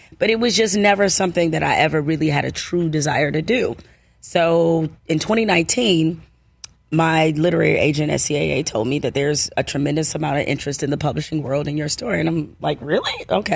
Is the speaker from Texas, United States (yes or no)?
no; Detroit, Michigan, United States; my life growing up in Detroit